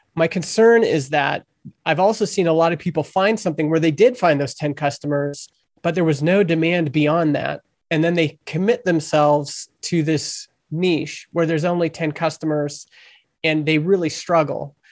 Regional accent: Canada; I'm Canadian

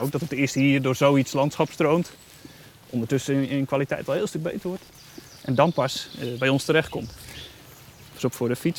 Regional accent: Netherlands; wij als Nederlanders

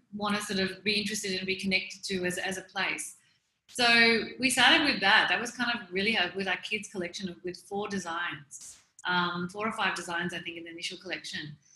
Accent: Melbourne, Victoria, Australia; moved away as an adult; now in India; I'm originally from Melbourne. I've been living in India for the past 12 years

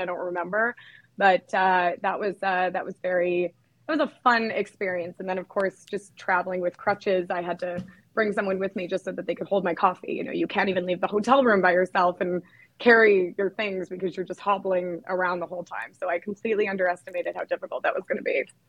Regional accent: Canada; I'm actually from Canada

